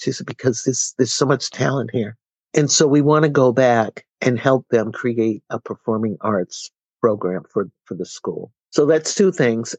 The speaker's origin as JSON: {"language": "English", "town": "Boston", "region": "Massachusetts", "country": "United States", "tie": "born or raised there", "moved": "as an adult", "lives_now": "Amherst, United States", "said": "Boston being my hometown"}